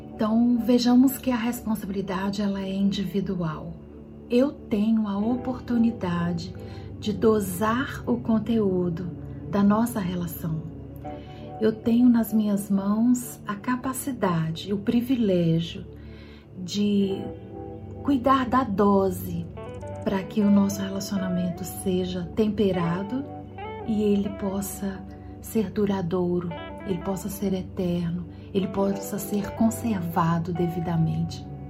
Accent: Minas Gerais, Brazil; como boa mineira

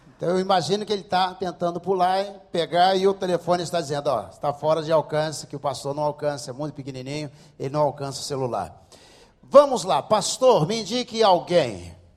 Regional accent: Rio de Janeiro, Brazil; Eu não sou judeu, sou daqui do Rio de Janeiro mesmo

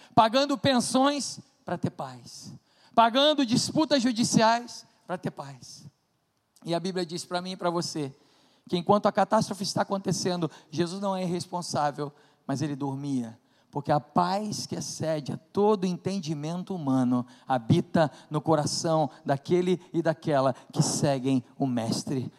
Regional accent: Brazil; Nós somos brasileiros

